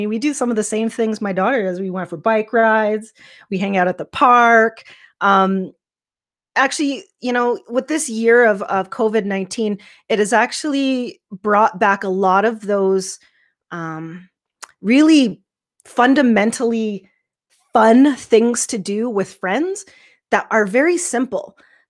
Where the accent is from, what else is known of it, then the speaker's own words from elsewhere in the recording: Yorkton, Saskatchewan, Canada; also born or lived in Baltimore, Maryland, United States; I was born in Baltimore, Maryland, which is on the East Coast. And we moved to Canada when I was about 2 in the early 80s. And we moved to a small town called Yorkton, Saskatchewan.